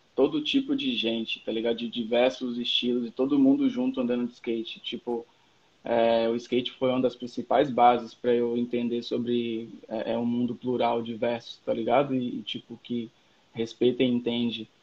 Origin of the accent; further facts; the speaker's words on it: Salvador, Bahia, Brazil; moved away as an adult; also born or lived in Novo Hamburgo; now in Porto Alegre, Brazil; nascido e criado em Salvador, Bonocô, adjacências, brotas e por ali foi